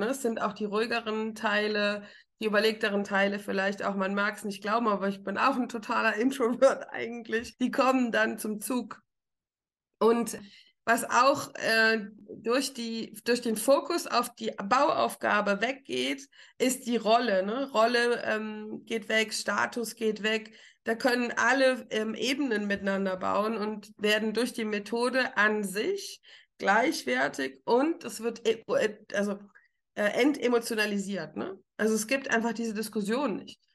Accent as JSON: {"language": "German", "region": "Rhineland-Palatinate", "country": "Germany", "moved": "yes", "lives_now": "Frankfurt, Germany", "said": "Ich komme aus der Pfalz, ich trinke richtigen Wein."}